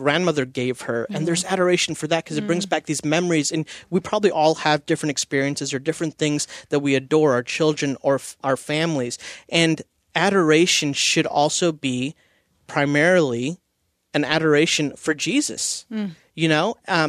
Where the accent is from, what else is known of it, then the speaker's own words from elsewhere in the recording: India; I'm Indian. We eat Indian food at holidays. Indian cooking takes all day, right?